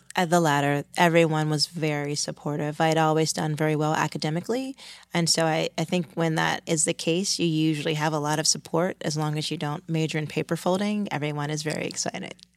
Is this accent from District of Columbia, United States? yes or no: yes; Washington, District of Columbia, United States; moved away as an adult; also born or lived in California; now in New York, United States; I grew up in Washington, D C